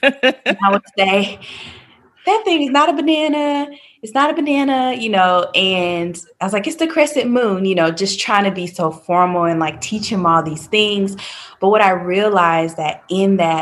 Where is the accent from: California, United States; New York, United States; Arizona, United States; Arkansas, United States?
Arkansas, United States; Little Rock; moved away as an adult; now in Raleigh, United States; I am originally from Little Rock, Arkansas. But about 9 years ago, I moved to Raleigh, and I've been here ever